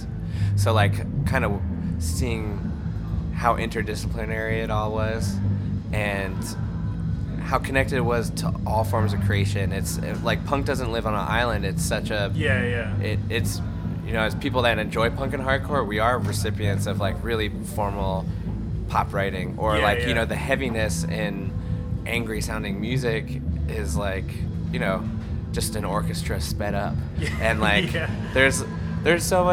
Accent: Central Pennsylvania, United States; moved away as an adult; now in United Kingdom; growing up in Central PA, you got a little bit of everything

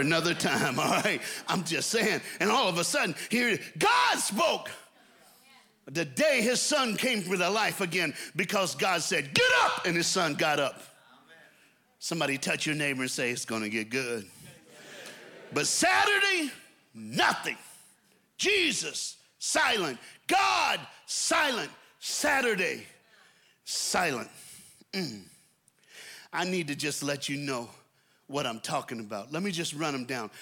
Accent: the American South, United States; I'm an American from the South

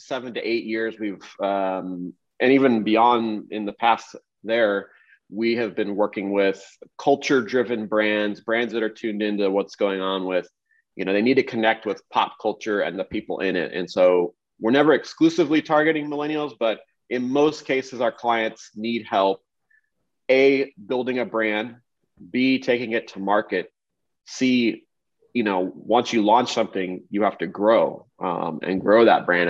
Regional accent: Kansas City, Missouri, United States; also born or lived in Los Angeles; I grew up in Kansas City

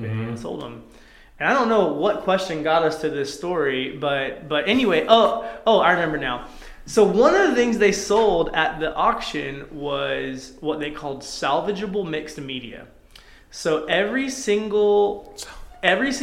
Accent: Athens, Georgia, United States; moved away as an adult; also born or lived in Atlanta, Georgia; now in Spokane, United States; we're from Atlanta, for Athens, Georgia, originally

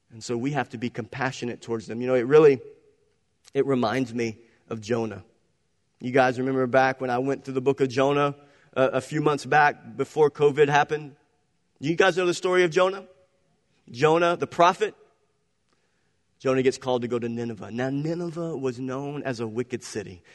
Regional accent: Cajun, Louisiana, United States; I'm a Cajun.

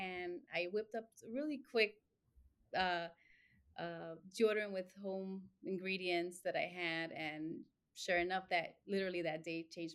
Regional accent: Chicago, Illinois, United States; also born or lived in Mexico; lived here all my life, grew up in Little Village

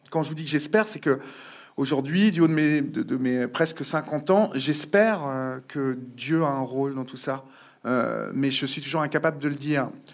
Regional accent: Évreux, Normandy, France; moved away as an adult; now in Paris, France; en province, je suis d'Evreux, parents petits bourgeois de province

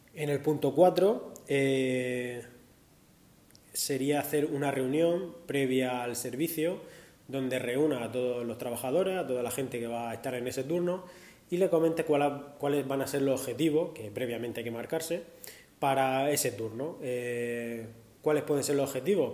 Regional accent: Murcia, Region of Murcia, Spain; soy de Murcia

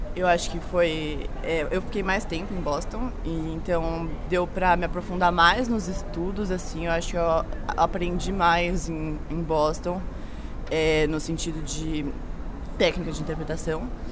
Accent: São Paulo, Brazil; sou de São Paulo

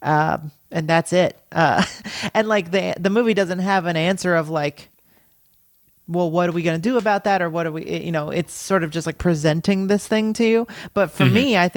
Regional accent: United States; as an American

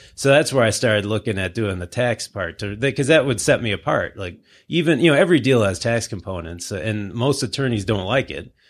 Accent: Livonia, Michigan, United States; I grew up in Livonia. So I, you know, I'm, I'm a local Southeast Michigan guy

